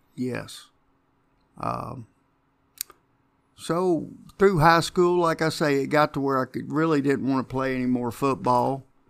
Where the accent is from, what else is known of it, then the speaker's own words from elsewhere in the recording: Jeffersonville, Indiana, United States; Grew up in Jeffersonville